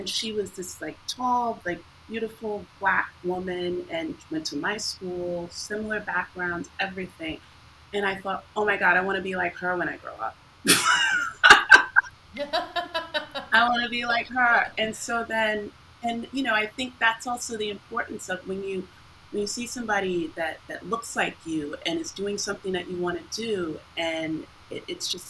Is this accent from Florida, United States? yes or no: no; New York, United States; I'm from New York originally